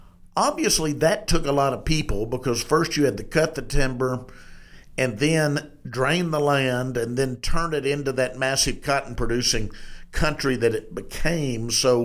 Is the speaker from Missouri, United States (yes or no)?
no; Arkadelphia, Arkansas, United States; I grew up in Southwest Arkansas, where my joke is, my hometown of Arkadelphia